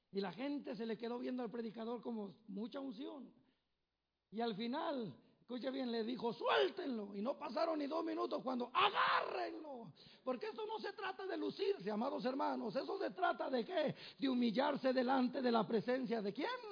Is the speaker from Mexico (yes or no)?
yes; Tenextepango, Morelos, Mexico; moved away; allá del pueblo donde somos, que se llama Tenextepango, Morelos